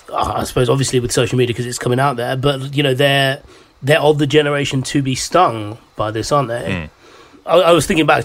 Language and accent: English; London, United Kingdom; growing up in London, I was naturally in quite a diverse area.